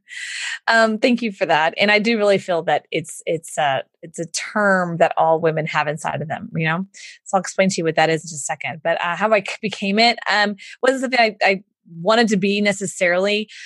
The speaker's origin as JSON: {"language": "English", "town": "Houston", "region": "Texas", "country": "United States", "tie": "born or raised there", "accent": "Southern", "said": "I grew up in Houston, so I get do the Southern voice"}